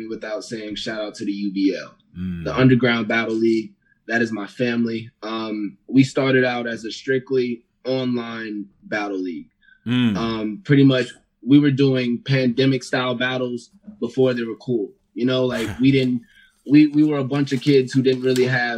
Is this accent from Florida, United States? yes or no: yes; Miami, Florida, United States; moved away as an adult; now in Denver, United States; I grew up in Florida. Like, I grew up in Miami, Florida